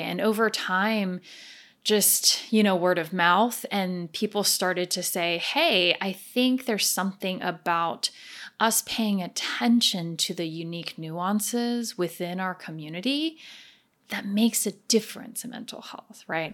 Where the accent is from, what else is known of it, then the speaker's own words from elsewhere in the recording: New Jersey, United States; also born or lived in Taiwan; then we immigrated to the United States. And we kind of landed basically in New Jersey, where I spent most of my childhood